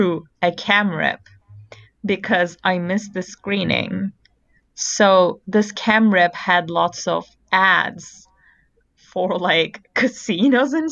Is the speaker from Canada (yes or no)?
no; Turkey; moved away as an adult; now in United States; I'm not American. I moved here a year ago and we do not have them in Turkey